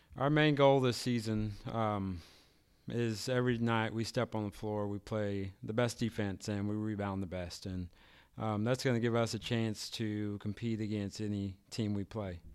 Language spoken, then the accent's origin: English; Kansas City, Missouri, United States; now in Archie, United States; I'm from, actually, from Kansas City, Missouri